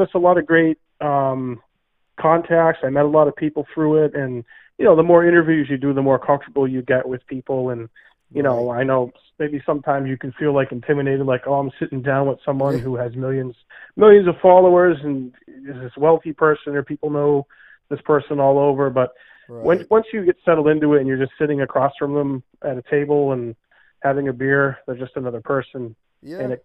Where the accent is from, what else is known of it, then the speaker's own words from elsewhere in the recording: Peterborough, New Hampshire, United States; here in my hometown in Peterborough, New Hampshire